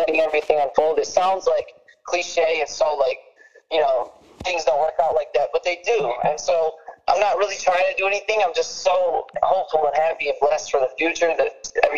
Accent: Detroit, Michigan, United States; Growing up in Detroit, man, like I'm from the suburbs and stuff, but I stay in Detroit a lot

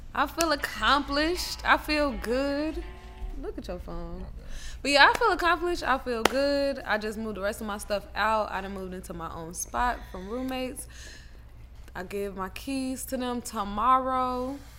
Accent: Chicago, Illinois, United States; now in Atlanta, United States; I'm from Chicago.

